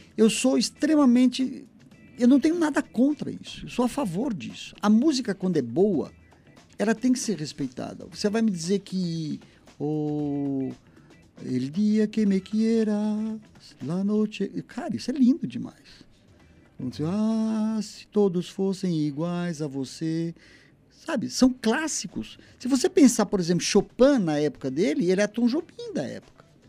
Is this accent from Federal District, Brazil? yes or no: no; São Paulo, Brazil; eu sou de São Paulo